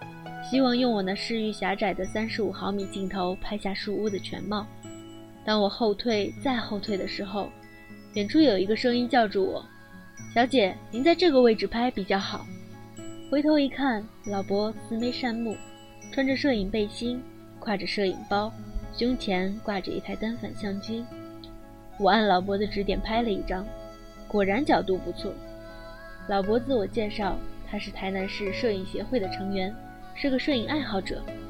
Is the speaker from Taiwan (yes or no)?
no; China; 不是，我是大陆来的。